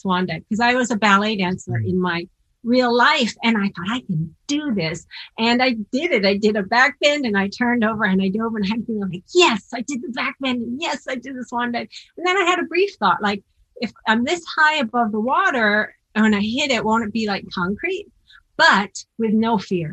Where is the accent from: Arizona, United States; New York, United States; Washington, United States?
Washington, United States; Seattle; I'm from Seattle and I grew up in the Pacific Northwest